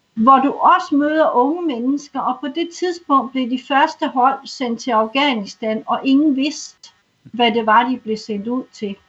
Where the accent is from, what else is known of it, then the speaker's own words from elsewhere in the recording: Zealand, Denmark; moved away as an adult; also born or lived in North Jutland; now in Bornholm, Denmark; jeg er sjællænder